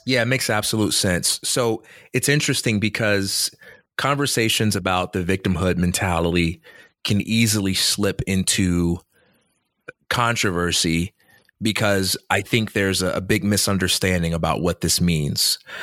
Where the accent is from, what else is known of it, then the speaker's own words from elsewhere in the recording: Chicago, Illinois, United States; I'm from Chicago